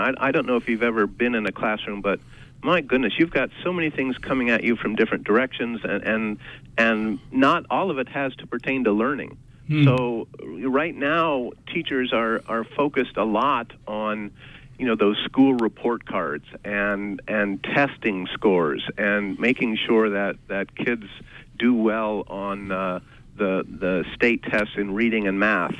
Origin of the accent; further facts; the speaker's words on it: Midwest, United States; moved away as an adult; now in Maine, United States; we've only been in Maine for 35 years, so so we're not we're not Mainers, but we grew up in the Midwest